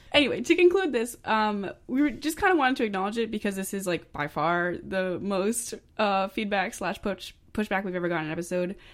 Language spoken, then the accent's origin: English; Maine, United States; I'm from Maine